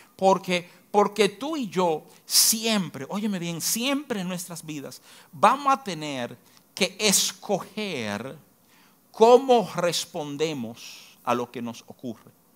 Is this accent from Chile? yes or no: no; Dominican Republic; como dominicano